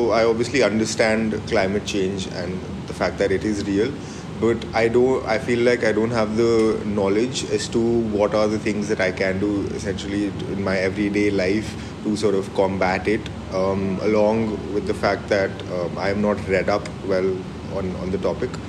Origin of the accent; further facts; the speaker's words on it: Kolkata, West Bengal, India; So in my hometown in Calcutta, I'm working on a project to make the auto rickshaws of Calcutta more accessible.